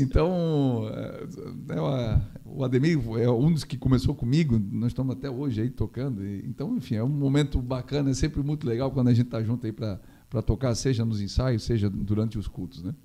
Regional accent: Gaspar, Santa Catarina, Brazil; also born or lived in Blumenau; E a vida nossa foi sempre Gaspar, né? é, desde criança.

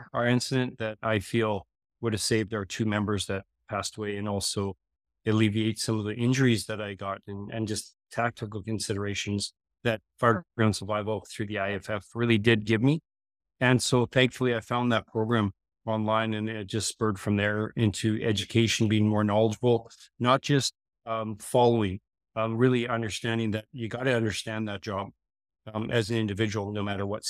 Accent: Gillam, Manitoba, Canada; So it was really rural Manitoba there. I grew up in Gillam by Hudson Bay, mostly Nipawa. That was most of my life as a young fella.

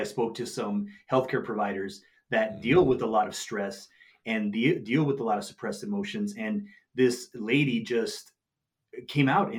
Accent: Nogales, Arizona, United States; my hometown in Nogales, Arizona

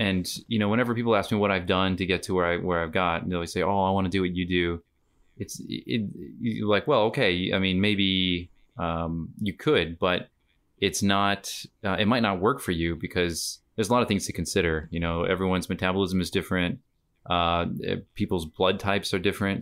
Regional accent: United States; moved away as an adult; now in Australia; myself as an American came to Australia just shy of eight years ago

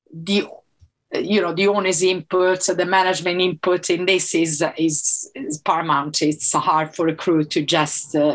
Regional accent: Italy; first language Italian; English is a second language; moved away as an adult; I'm from Italy

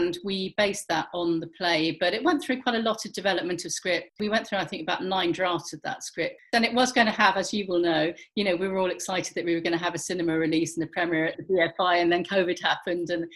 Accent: Gloucestershire, South West England, United Kingdom; born or raised there; also born or lived in Folkestone, Kent / Romney Marsh

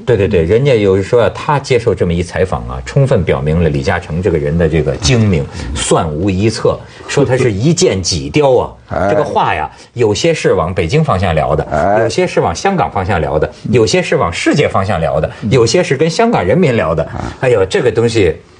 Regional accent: China; 我们大陆人民

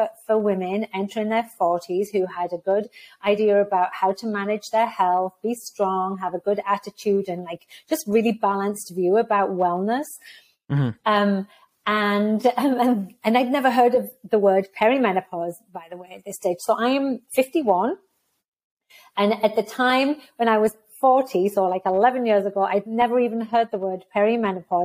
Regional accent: United Kingdom; moved away as an adult; also born or lived in United States / Texas, United States; now in Canada; I left the UK because I'm not Canadian. Well, I actually am Canadian. I left the UK, moved to the US for 2 years, moved to Canada for 15 years when I became a Canadian

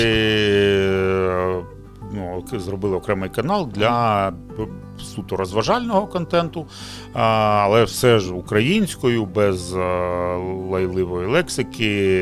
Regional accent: Donetsk, Donetsk Oblast, Ukraine; first language Russian; Ukrainian is a second language; moved away as an adult; also born or lived in Kyiv; Я народився і виріс в Донецьку

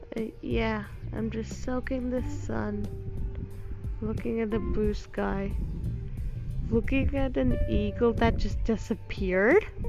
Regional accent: Gujarat, India; accent: Gujarati; Yes, I live in Gujarat. Yes, I'm Gujarati and I'm Indian.

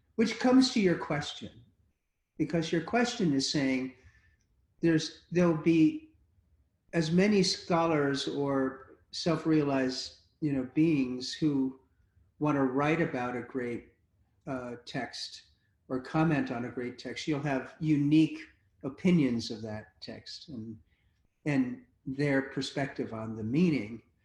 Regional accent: United States; as an American

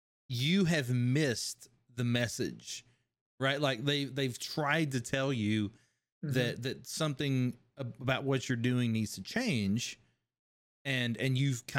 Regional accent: Kentucky, United States; everyone where I grew up with in Kentucky talks.

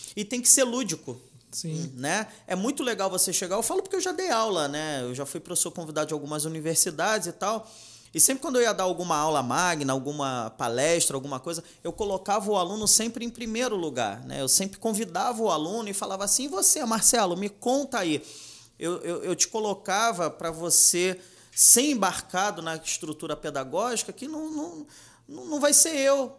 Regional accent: Rio de Janeiro, Brazil; also born or lived in Ramos; now in Nilópolis, Brazil; Eu nasci numa numa colônia de pescadores bem pequenininha lá da Ilha do Governador

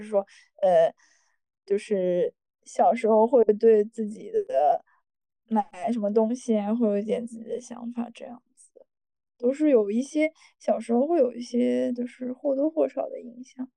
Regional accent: Shanghai, China; also born or lived in London; 我从小是在上海长大的

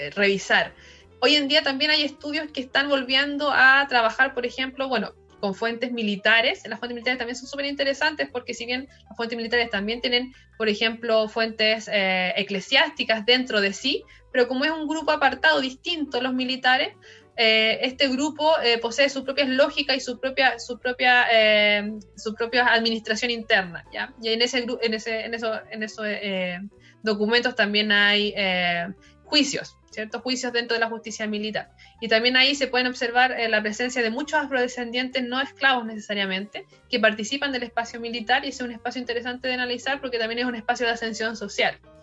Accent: Chile; tenemos como chilenos

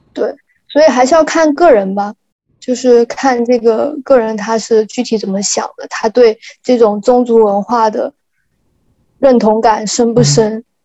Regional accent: Meizhou, Guangdong, China; 我是来自那个广东的梅州地区，就是梅西，呃，丰顺县，就是梅州的一个丰顺县

